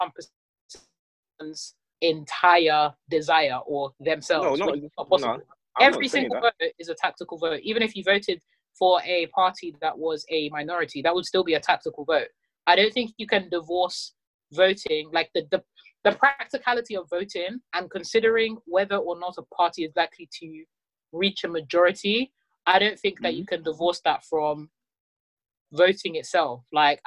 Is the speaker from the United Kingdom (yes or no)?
yes; London, United Kingdom; I'm someone that has been born and raised in North London, Tottenham specifically